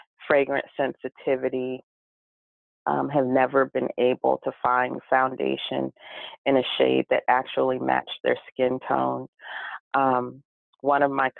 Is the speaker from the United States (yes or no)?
yes; California, United States; also born or lived in Pahoa, Hawaii; But California, I was born in California. And so a lot of my family in Southern California.